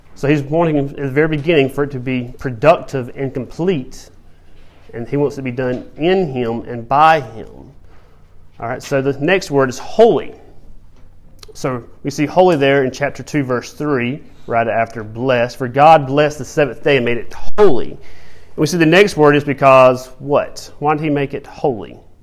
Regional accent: Georgia, United States; growing up in Georgia on a farm

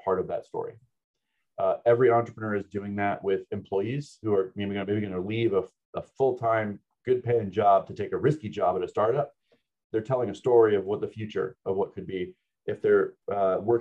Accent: United States; also born or lived in New Zealand; being an American

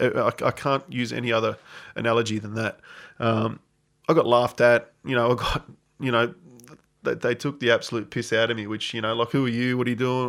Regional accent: Australia; moved away as an adult; also born or lived in Adelaide / Barcelona; I'm this Australian coach

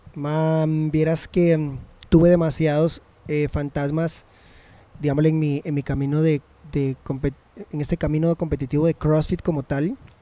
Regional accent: Costa Rica; nosotros como ticos

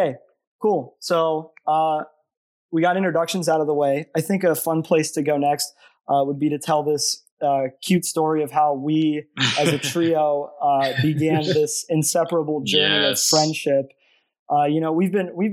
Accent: Columbus, Ohio, United States; moved away as an adult; now in Ithaca, United States; I grew up in Columbus, Ohio

